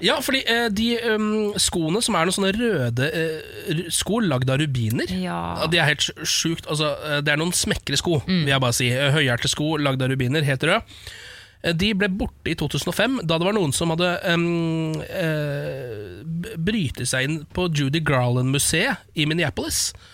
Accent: Norway; also born or lived in Alta / Moss; Dette er de to byene jeg er fra, bare så det er sagt. Ja. Jeg er fra Alta, Moss. Mutter'n er fra Moss, og fatter'n er fra Alta.

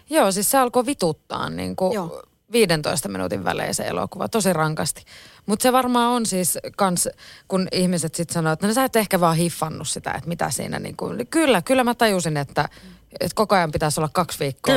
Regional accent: Oulu, North Ostrobothnia, Finland; also born or lived in Kempele / Utajärvi; mä oon Oulusta

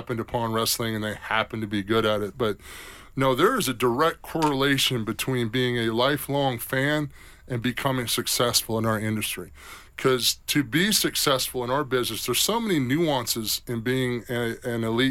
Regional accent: South Carolina, United States; I'm from South Carolina

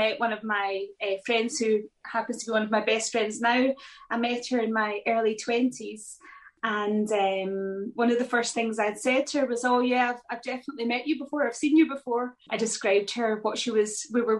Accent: Scotland, United Kingdom; I'm from Scotland.

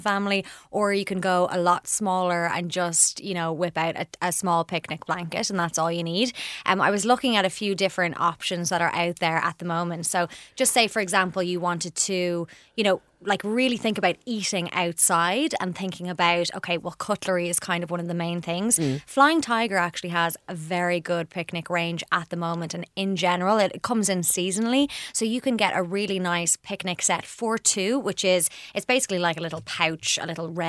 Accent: Portmarnock, Leinster, Ireland; my hometown of Portmarnock

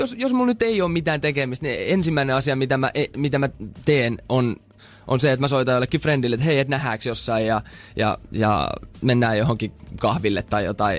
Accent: Turku, Southwest Finland, Finland; accent: Turku dialect; mä puhun Fluently Turun murretta

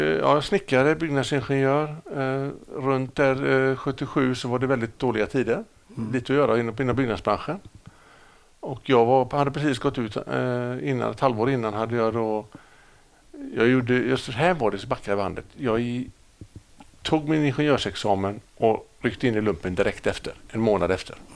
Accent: Gothenburg, Västra Götaland, Sweden; also born or lived in Stockholm; jag är uppväxt i Gamlestan.

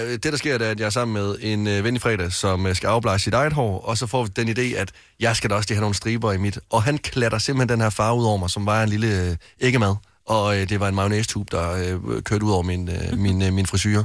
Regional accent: West Jutland, Denmark; hjemme i Vestjylland

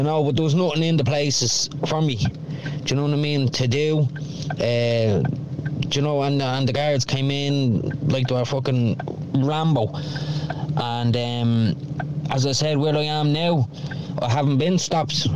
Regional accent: Dublin, Leinster, Ireland; now in Wexford, Ireland; I grew up in Darndale, Cowlock, as you know, went to youth reach down there in Cowlock

